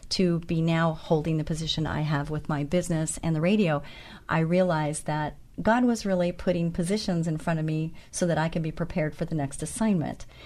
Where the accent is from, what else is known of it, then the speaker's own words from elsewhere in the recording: Santa Ana, California, United States; I was born in Santa Ana, so I am a native Californian, and I do remember the orange groves.